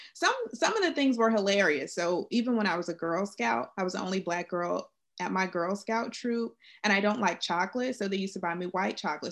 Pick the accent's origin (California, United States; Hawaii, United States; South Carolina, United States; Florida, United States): Florida, United States; South; I'm from South Florida, and um, I was the only Black kid in my preschool